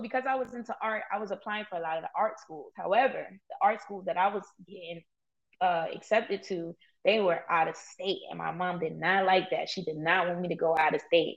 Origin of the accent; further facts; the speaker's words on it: New York City, New York, United States; I grew up in East New York.